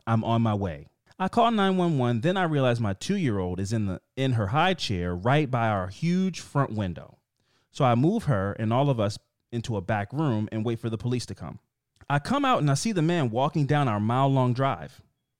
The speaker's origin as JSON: {"language": "English", "region": "Midwest", "country": "United States", "said": "But I'm from the Midwest, and we tend to be a little over polite."}